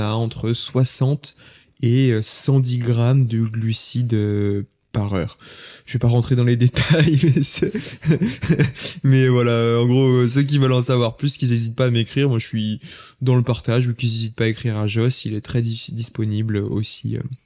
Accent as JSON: {"language": "French", "town": "Lyon", "region": "Auvergne-Rhône-Alpes", "country": "France", "tie": "born or raised there", "also_born_or_lived": "Saint-Étienne", "said": "Toute ma famille est originaire de Saint-Étienne. Moi, je suis né à Lyon"}